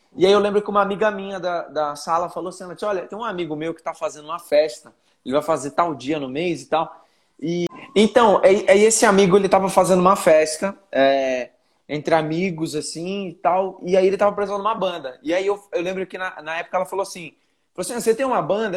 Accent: Belém, Pará, Brazil; moved away as an adult; now in São Paulo, Brazil; eu nasci em Belém, nasci em Belém do Pará. Minha família inteira é de lá

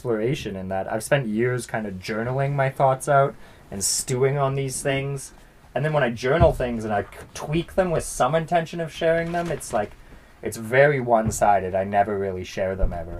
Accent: Summerland, British Columbia, Canada; I'm from Falder, which is actually, like, a smaller town, part of Summerland.

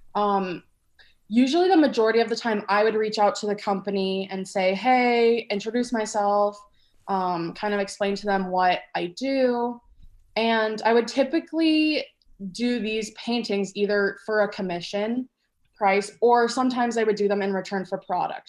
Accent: Atlanta, Georgia, United States; moved away; I grew up in Atlanta, Georgia

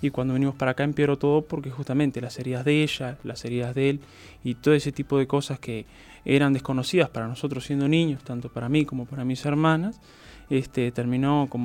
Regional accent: Montevideo, Uruguay; also born or lived in Florida; Nací acá en Montevideo nos habíamos ido a Florida por un tema de que, ta, mi madre tenía a mi abuela

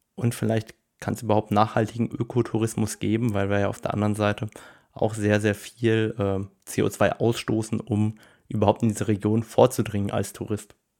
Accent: Luxembourg; bei uns in Luxemburg

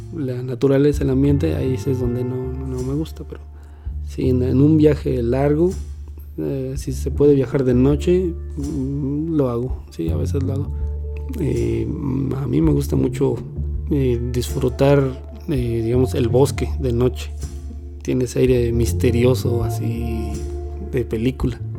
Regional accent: Mexico City, Mexico; soy originario de la Ciudad de México

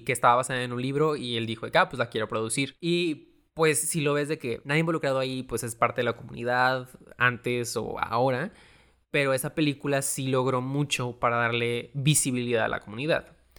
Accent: Mexico; A mí sí me hizo sentir orgulloso de ser mexicano

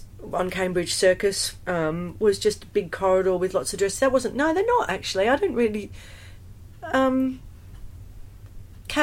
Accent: Australia; moved away; also born or lived in United Kingdom; being an Australian

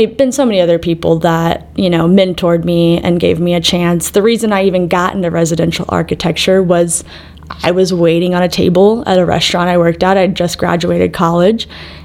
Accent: Waco, Texas, United States; moved away as an adult; also born or lived in Arizona; now in Denver, United States; I'm actually from Waco, Texas. And for those of you that somehow have missed where and what that is, turn on HGTV, drink a Dr. Pepper, any of those places, if you look real closely, will lead you back to the heart of Texas, as they call it. And yeah, that's where I spent most of my growing up years

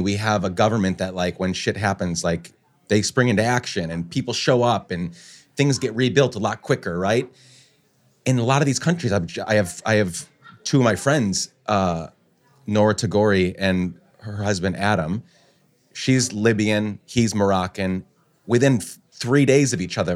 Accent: Guatemala; now in New York City, United States; I grew up in Guatemala

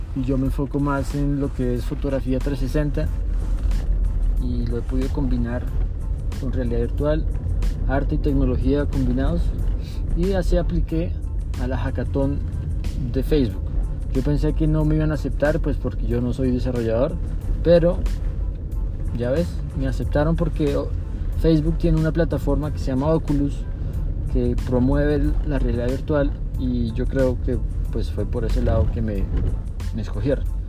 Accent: Colombia; yo soy colombiano

